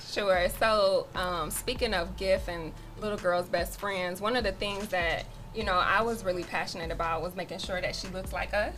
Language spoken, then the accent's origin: English; Toledo, Ohio, United States; I grew up here in Toledo, Ohio.